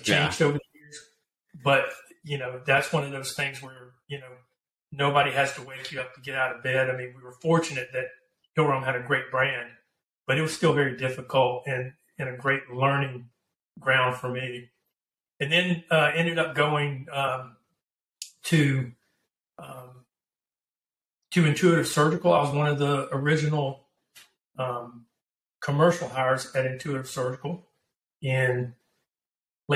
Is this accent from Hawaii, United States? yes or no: no; Pensacola, Florida, United States; now in San Antonio, United States; I'm originally from Pensacola, Florida. I live in San Antonio, Texas now, and have been for, you know, 20 plus years